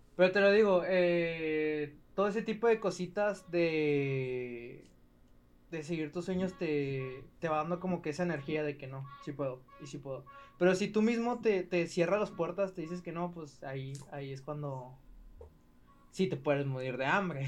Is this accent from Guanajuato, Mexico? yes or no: no; Ciudad Juárez, Chihuahua, Mexico; Soy de Ciudad Juárez.